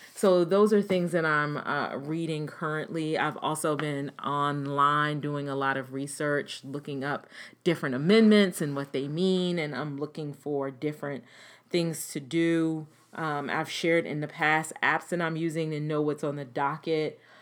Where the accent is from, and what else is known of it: United States